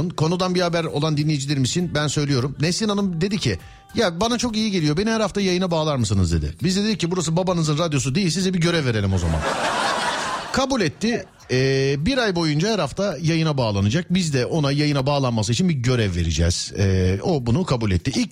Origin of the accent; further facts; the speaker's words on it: Eskişehir, Turkey; Eskişehir. Eskişehir.